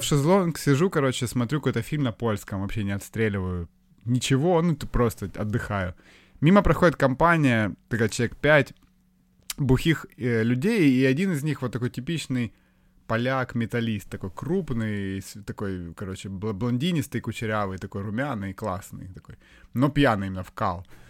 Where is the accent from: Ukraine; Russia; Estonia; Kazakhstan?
Ukraine; я украинец